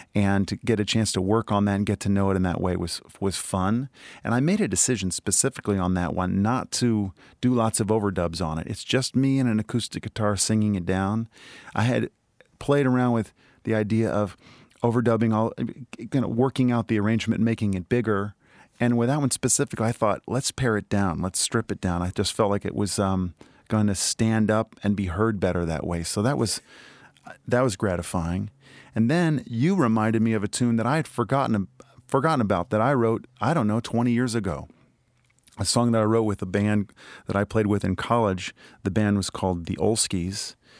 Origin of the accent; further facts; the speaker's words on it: Indianapolis, Indiana, United States; born or raised there